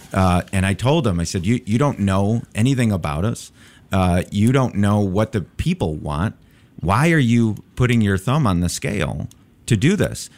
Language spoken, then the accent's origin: English; Chicago, Illinois, United States; I'm, uh, born and raised in Chicago.